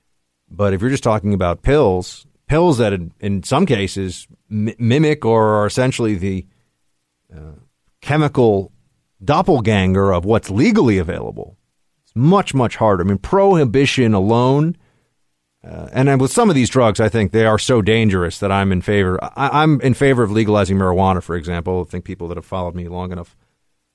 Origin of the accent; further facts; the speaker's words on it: New York, United States; growing up in New York